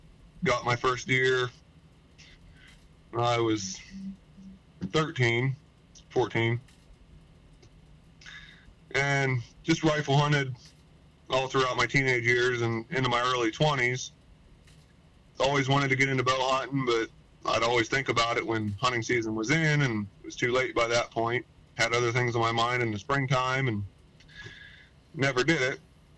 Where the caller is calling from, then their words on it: Franklin, Pennsylvania, United States; Franklin, Pennsylvania.